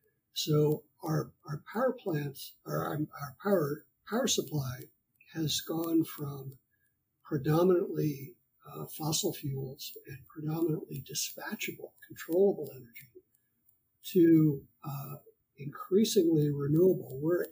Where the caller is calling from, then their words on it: Burbank, California, United States; I am recording this from Burbank, California in the United States.